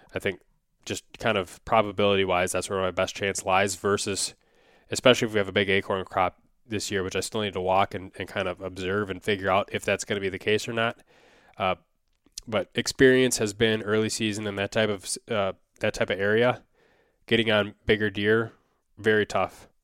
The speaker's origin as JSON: {"language": "English", "region": "Wisconsin", "country": "United States", "tie": "born or raised there", "said": "growing up in Wisconsin"}